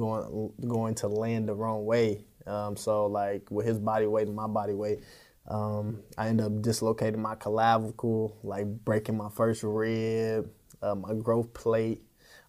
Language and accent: English; Kansas City, Missouri, United States; I'm from Kansas City, Missouri.